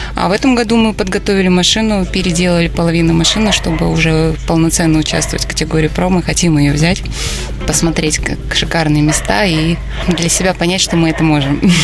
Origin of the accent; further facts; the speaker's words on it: Moscow, Russia; мы с Москвы